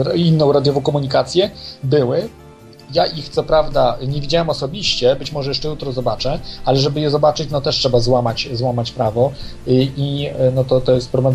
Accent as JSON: {"language": "Polish", "country": "Poland", "said": "jednym z trzech dziennikarzy polskich"}